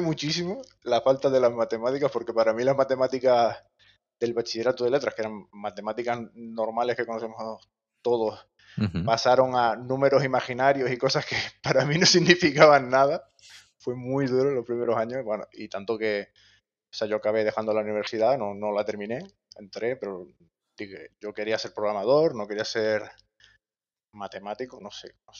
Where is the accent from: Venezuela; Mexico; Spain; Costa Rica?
Spain; Gran Canaria, Canary Islands; moved away; yo soy de Gran Canaria y los estudios los hice allí